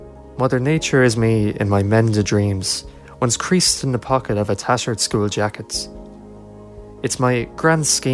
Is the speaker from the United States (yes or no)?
no; County Kilkenny, Leinster, Ireland; I'm 17 and I'm from County Kilkenny.